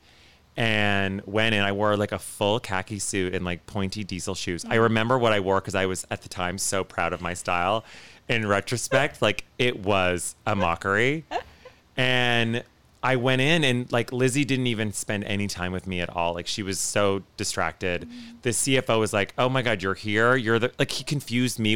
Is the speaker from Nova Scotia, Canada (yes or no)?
no; Ottawa, Ontario, Canada; moved away as an adult; also born or lived in Kingston, Canada; I grew up in Ottawa, Canada, which is the nation's capital